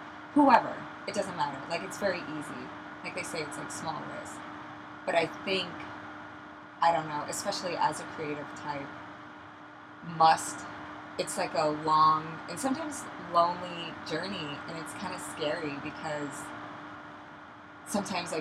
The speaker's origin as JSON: {"language": "English", "region": "Midwest", "country": "United States", "moved": "as an adult", "lives_now": "New York City, United States", "said": "I'm originally from the Midwest, and I've been in New York City for 8 years now"}